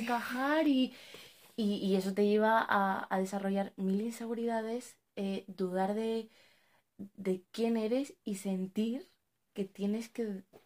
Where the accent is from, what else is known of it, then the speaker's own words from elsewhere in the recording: Spain; also born or lived in Morocco (parents' origin); hemos nacido en España o bueno, nos hemos criado toda nuestra vida aquí